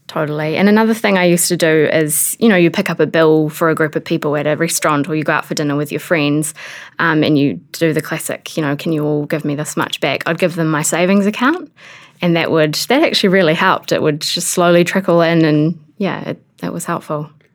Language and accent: English; Wairarapa, Wellington, New Zealand; moved away; I'm from the Wairarapa